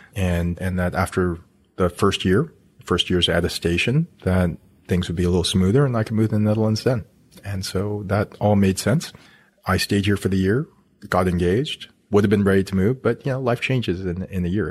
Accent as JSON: {"language": "English", "country": "Canada", "tie": "born or raised there", "said": "I I'm Canadian, grew up in Canada, went to school at the University of Alberta"}